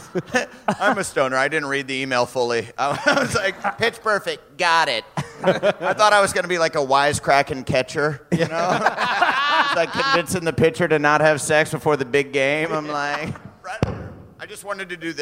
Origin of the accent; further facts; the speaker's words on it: Waterloo, Iowa, United States; also born or lived in Omaha, Nebraska; I'm from Waterloo, Iowa